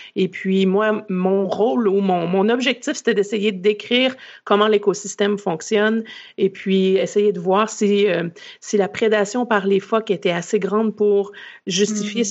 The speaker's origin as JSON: {"language": "French", "region": "Quebec", "country": "Canada", "tie": "born or raised there", "also_born_or_lived": "Vancouver, Canada", "moved": "as an adult", "said": "vous allez l'entendre à mon accent. Je suis née au Québec et j'ai grandi au Québec."}